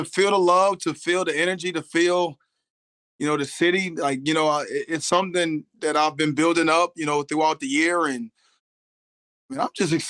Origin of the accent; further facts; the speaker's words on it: Philadelphia, Pennsylvania, United States; I'm from Philly